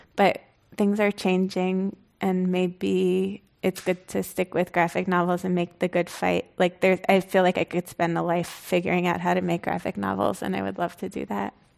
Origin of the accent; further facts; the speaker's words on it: United States; I grew up kind of outside, like, in, in the vicinity of New York, but really in an exur, exurban area